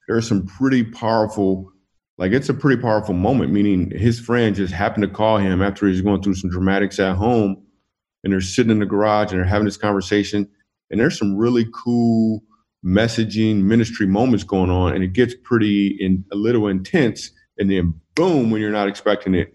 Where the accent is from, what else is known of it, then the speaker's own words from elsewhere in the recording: Grand Rapids, Michigan, United States; moved away; I am from Grand Rapids, Michigan. That's my hometown.